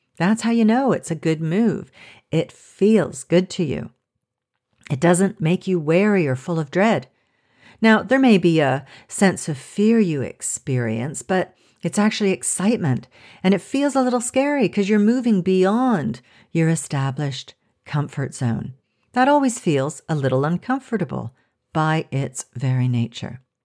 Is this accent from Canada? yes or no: yes; Canada; moved away as an adult; now in France; as a Canadian